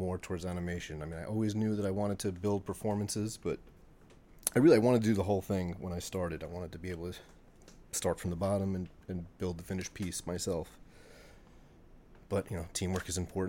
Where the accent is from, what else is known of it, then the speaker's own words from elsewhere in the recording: Long Island, New York, United States; I grew up on Long Island